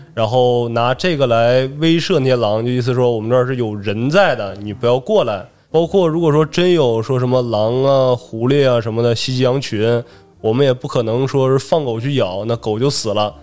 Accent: Manzhouli, Inner Mongolia, China; 家是呼伦贝尔满洲里的，然后我本身是俄罗斯族，一个少数民族

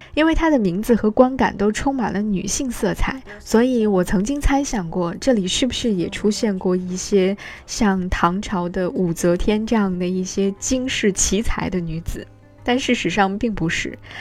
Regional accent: China; 在我们中国人的印象当中

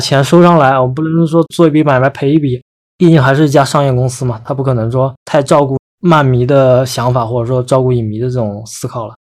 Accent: China; 我们中国人

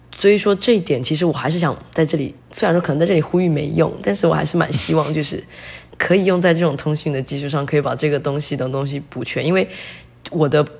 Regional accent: China; moved away as an adult; now in Taiwan; 我作为一个大陆人

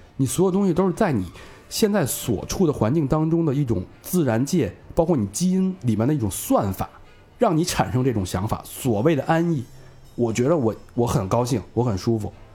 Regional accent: Beijing, China; 尤其是对咱们 北京人来说更有这个特别，特别重要的一点

